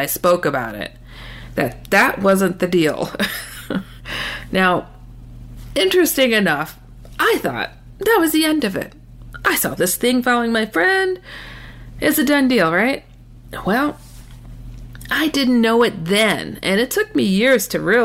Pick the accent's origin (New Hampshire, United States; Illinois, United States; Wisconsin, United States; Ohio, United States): Wisconsin, United States; I relocated back to my home state of Wisconsin